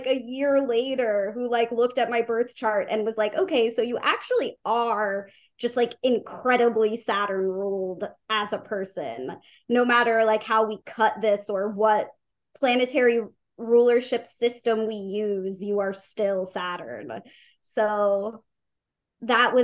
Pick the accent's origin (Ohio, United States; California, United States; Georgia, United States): Georgia, United States; Atlanta; Atlanta, my hometown